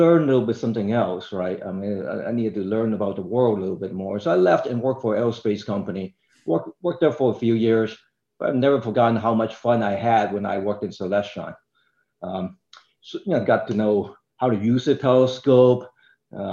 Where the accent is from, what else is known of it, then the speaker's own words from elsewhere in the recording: Hong Kong; moved away; I grew up in Hong Kong